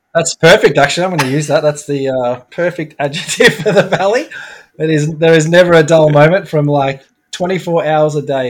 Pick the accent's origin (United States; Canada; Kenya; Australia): Australia; Melbourne, Victoria; moved away as an adult; also born or lived in London; now in Brisbane, Australia; I grew up in Melbourne, so I'm a Melbourne boy